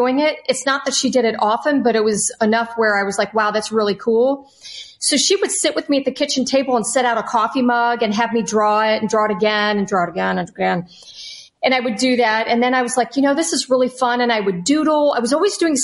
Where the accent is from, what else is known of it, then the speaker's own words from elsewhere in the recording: Ohio, United States; moved away; also born or lived in Florida; I grew up in Ohio.